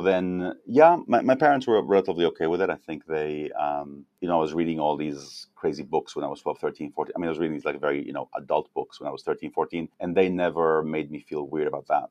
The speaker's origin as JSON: {"language": "English", "country": "Mexico", "tie": "born or raised there", "also_born_or_lived": "Israel", "moved": "yes", "said": "I was born in Israel, then I grew up in Mexico as a kid"}